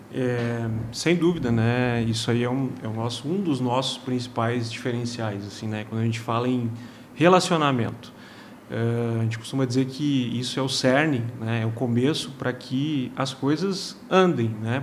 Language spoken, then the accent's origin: Portuguese; Rio Grande do Sul, Brazil; moved away as an adult; now in Juiz de Fora, Brazil; Sou gaúcho, né? mas já fazem aí mais de dois anos que estou em solo mineiro